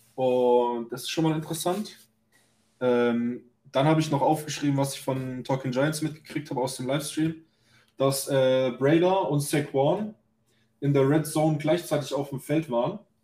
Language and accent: German; Germany; bei uns in Deutschland